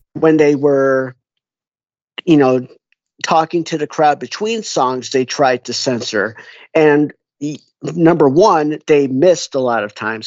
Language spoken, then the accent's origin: English; Skokie, Illinois, United States; It's a suburb called Skokie. It's just north of uh, Chicago